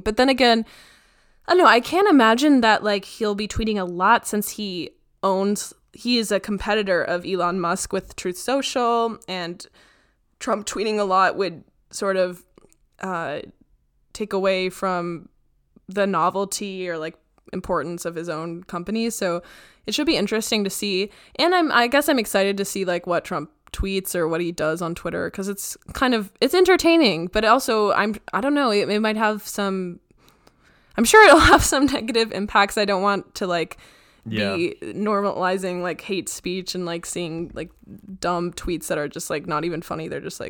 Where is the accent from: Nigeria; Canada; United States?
Canada; I was just curious because like maybe being Canadian, like it's kind of fun to like observe these or scary.